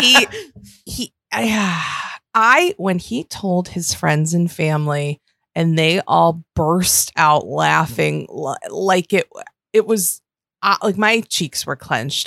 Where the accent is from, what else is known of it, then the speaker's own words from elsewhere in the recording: Western New York, United States; I'm from Western New York.